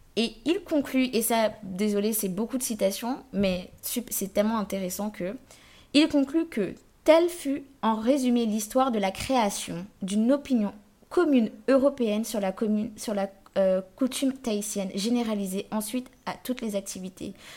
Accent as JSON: {"language": "French", "country": "Guadeloupe", "said": "je venais de Guadeloupe"}